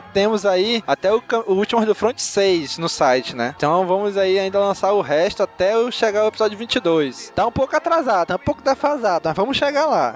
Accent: Manaus, Amazonas, Brazil; a gente é de Manaus, do Amazonas, e aqui é água pra todo canto que vocês possam imaginar

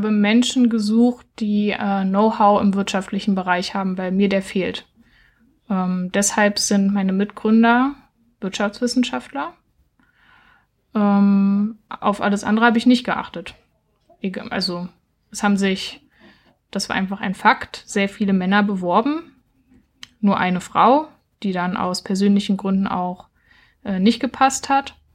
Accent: Berlin, Germany; now in Halle, Germany; Also ich komme ursprünglich aus Berlin und habe jetzt in Halle gegründet.

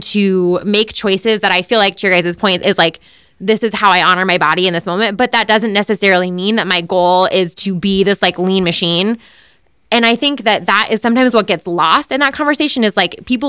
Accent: Boulder, Colorado, United States; born or raised there

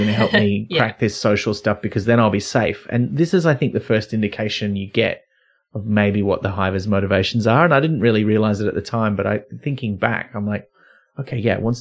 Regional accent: near Byron Bay, New South Wales, Australia; I grew up near Byron Bay.

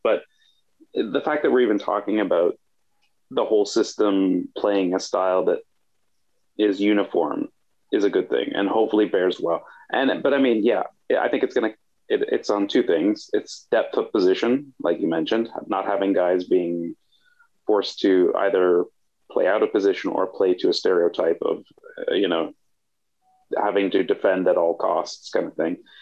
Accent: Canada; as a Canadian

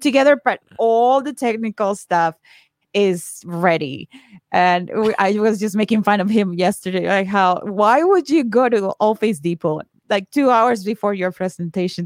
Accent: Colombia; moved away as an adult; now in United States; I am from Colombia. I moved here to the States fifteen years ago

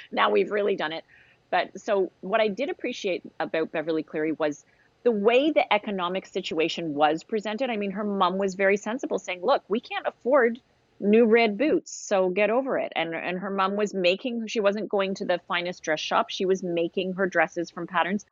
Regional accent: Canada

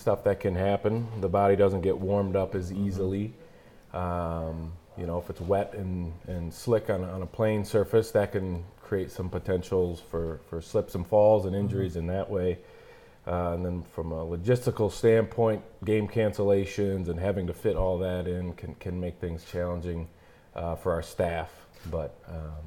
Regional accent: Frankenmuth, Michigan, United States; I grew up in Frankmuth

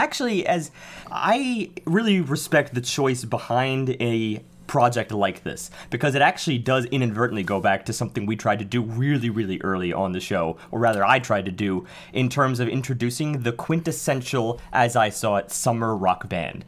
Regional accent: New York City, New York, United States; I can not claim to be anything besides a Staten Islander.

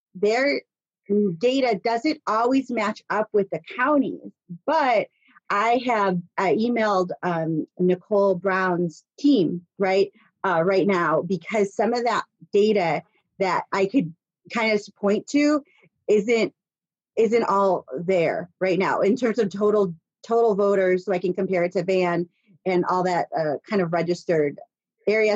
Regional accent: Chicago, Illinois, United States; now in Bloomington, United States; I grew up in Chicago

